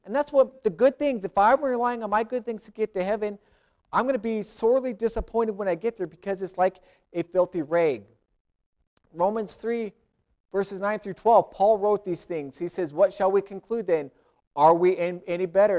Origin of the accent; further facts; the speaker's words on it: United States; I'm American, I'm a Christian